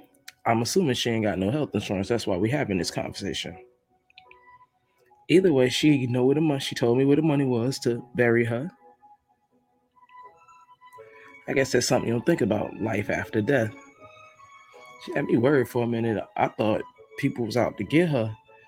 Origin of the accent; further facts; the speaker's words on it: Brooklyn, New York, United States; Y'all be representing Brooklyn. You know, I'm from Brooklyn. Y'all be representing. Let's go riding through Brooklyn.